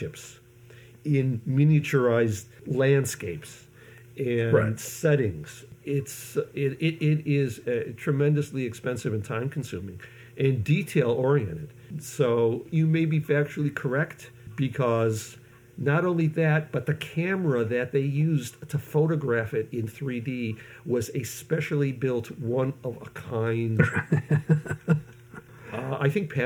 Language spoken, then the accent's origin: English; Syracuse, New York, United States; moved away; also born or lived in Los Angeles; I came from Syracuse, New York